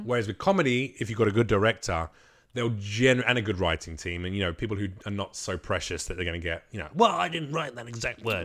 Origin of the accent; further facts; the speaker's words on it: England, United Kingdom; I was raised in England, but I'm Macedonian.